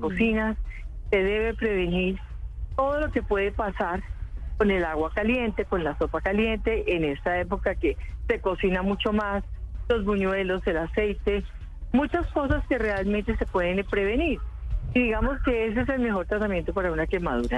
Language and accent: Spanish; Paisa region, Colombia; also born or lived in Manizales; yo soy paisa, lamento toda aquella época que viví en, Manizales, en la finca de mis tíos y de mis primos